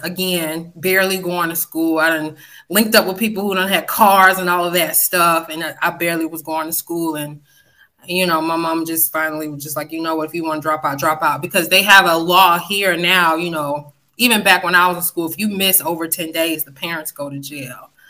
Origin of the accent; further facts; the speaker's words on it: West Palm Beach, Florida, United States; accent: country twang; also born or lived in Fort Lauderdale, Florida; now in Georgia, United States; I'm, I'm originally from West Palm Beach. That's my hometown, even though I feel like I've been in Georgia forever.